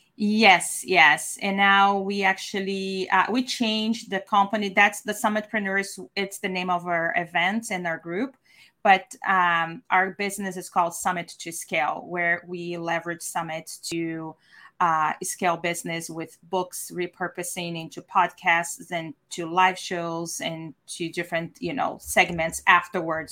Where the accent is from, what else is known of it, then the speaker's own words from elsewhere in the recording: Brazil; now in San Diego, United States; I'm from Brazil, former architect